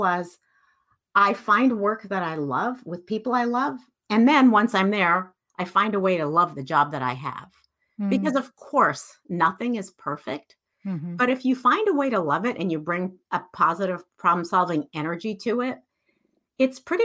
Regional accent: Iran; moved away; So I grew up in Iran. I'm Iranian.

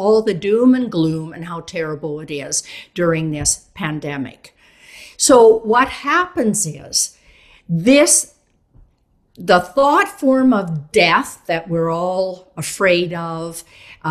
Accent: Canada; I'm actually Canadian, but I work a lot in Europe

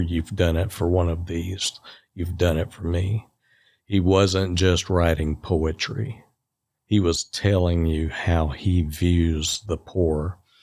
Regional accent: Rossville, Georgia, United States; also born or lived in Rome, Georgia; I grew up in Rossville, just across the state line, and, uh, went to Rossville High School

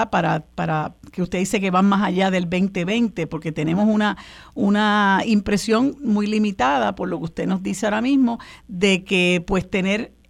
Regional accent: Puerto Rico; yo pienso que en el caso particular nuestro como colonia estadounidense hace falta que nuestro pueblo, ¿verdad?

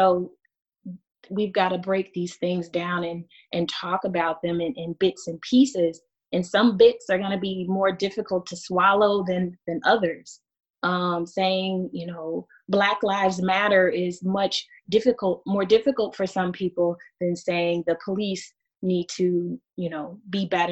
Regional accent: United States; now in Germany; I'm American. And when I say I'm American

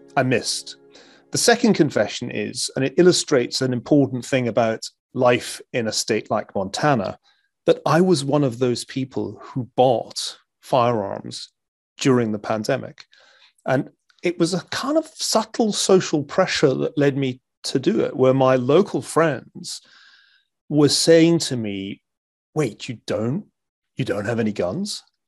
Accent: Glasgow, Scotland, United Kingdom; moved away as an adult; also born or lived in Stanford, California; now in United States; growing up in Glasgow uh, in the 1970s

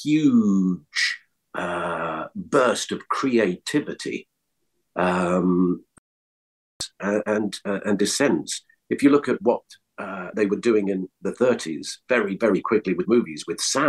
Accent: London, United Kingdom; moved away as an adult; also born or lived in Scotland; now in Los Angeles, United States; I was born in Scotland. We moved to London when I was 7

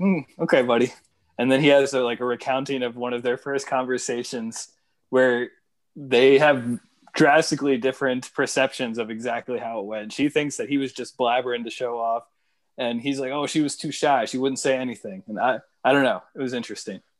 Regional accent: Northern Virginia, United States; I grew up in Northern Virginia

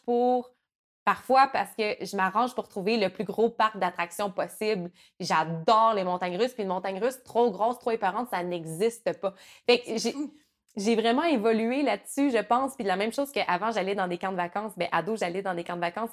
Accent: Rivière-du-Loup, Quebec, Canada; moi, je viens du Bas-Saint-Laurent, puis à, Rivière-du-Loup, il y avait un, minuscule parc d'attractions

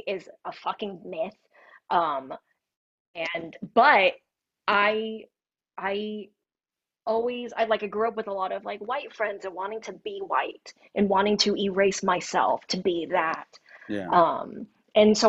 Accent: Thornton, Colorado, United States; also born or lived in Denver; I grew up in Thornton, predominantly white

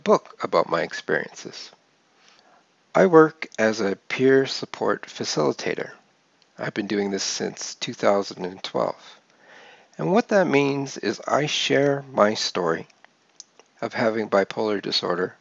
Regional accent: Calgary, Alberta, Canada; grew up in Calgary, Alberta, Canada

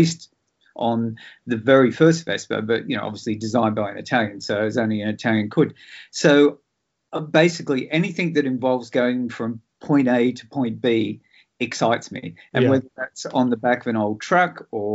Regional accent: Sydney, New South Wales, Australia; I sort of grew up in Sydney watching all these really cool old black and white movies

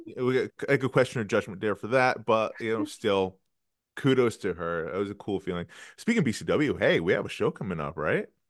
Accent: New York, United States; I am a New Yorker

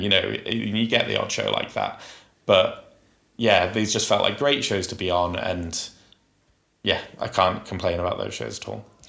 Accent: Huddersfield, Yorkshire and the Humber, United Kingdom; Huddersfield's my hometown

